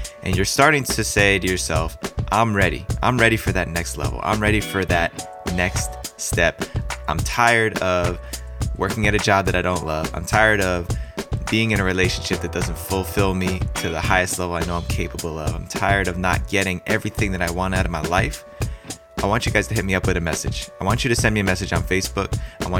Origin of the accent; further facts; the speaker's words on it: New Jersey, United States; moved away; I was born and raised in New Jersey